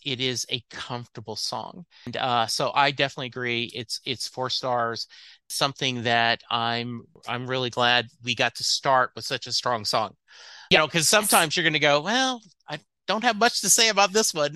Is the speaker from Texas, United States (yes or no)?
no; Lake Charles, Louisiana, United States; that's where I grew up in Lake Charles, Louisiana, is where I graduated high school